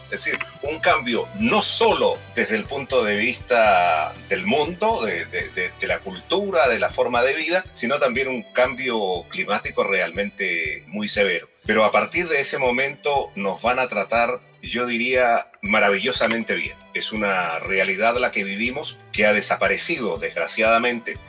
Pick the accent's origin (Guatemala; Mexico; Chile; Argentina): Chile; Copiapó, Atacama; moved away; also born or lived in near Pueblo Hundido, Chile / Netherlands; Yo ahí nací, eh, estuve cinco años, nació mi hermano también, Lincoln, el año 52, y nos trasladamos a la ciudad de Copiapó entre cinco años y medio, seis años. Ahí cursé mis estudios